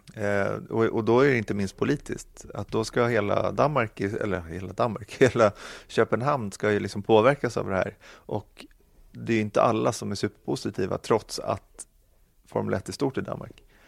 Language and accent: Swedish; Sweden; Man kände sig väldigt, väldigt stolt som svensk